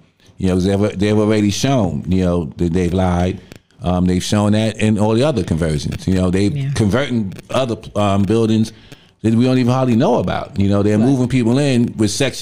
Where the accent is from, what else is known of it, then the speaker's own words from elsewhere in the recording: New York City, New York, United States; I grew up in Lafayette Gardens, this is way back in the 60s